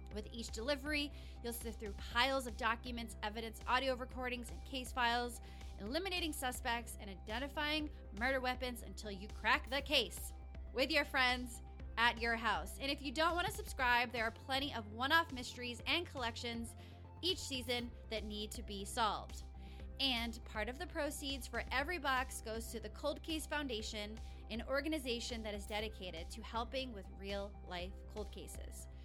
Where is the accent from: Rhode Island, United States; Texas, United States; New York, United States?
Rhode Island, United States; moved away as an adult; also born or lived in Los Angeles, California; I grew up in Rhode Island, the tiniest state